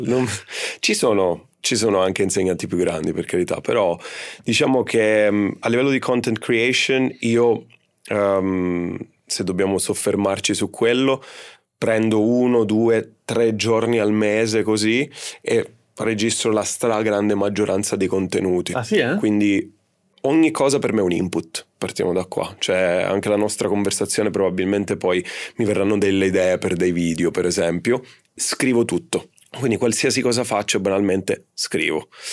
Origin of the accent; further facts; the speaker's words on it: Cefalù, Sicily, Italy; Siciliano, sono Siciliano. di Cefalù, mamma e papà siciliani